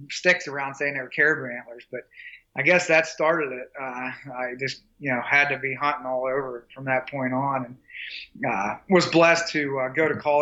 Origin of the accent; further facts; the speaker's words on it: Pennsylvania, United States; Yeah, yeah. I'm from Pennsylvania, and obviously, you know, most know Pennsylvania has a huge hunting tradition.